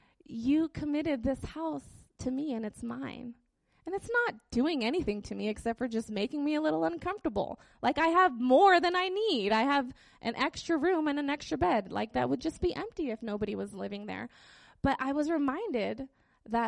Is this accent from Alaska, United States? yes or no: yes; Utqiagvik, Alaska, United States; Growing up in Barrow, there was a church van that would, like, drive around town and pick up all the hood rat kids